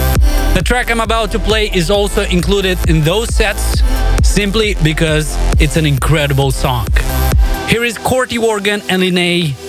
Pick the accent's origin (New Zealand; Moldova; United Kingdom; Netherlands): Moldova; my home country of Moldova